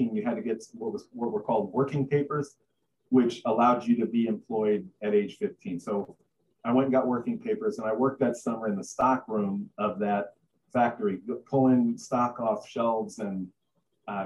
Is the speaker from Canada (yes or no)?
no; New York City, New York, United States; now in San Antonio, United States; I grew up in Brooklyn